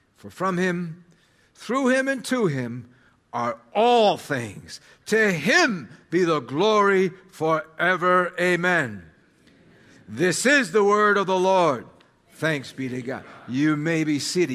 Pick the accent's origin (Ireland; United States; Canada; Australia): United States; American identity is really the bigger part, uh, of my story, even more so than being Serbian